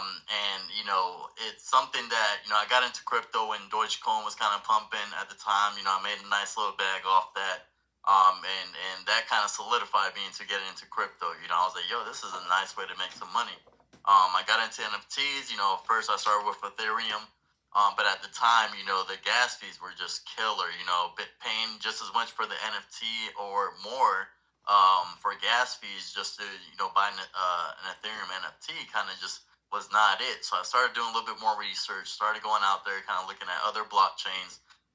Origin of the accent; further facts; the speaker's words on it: Puerto Rico; now in Jacksonville, United States; I'm originally from Puerto Rico, you know, moved out. My dad was in the Navy. You know, we moved out to Florida, Jacksonville, Florida.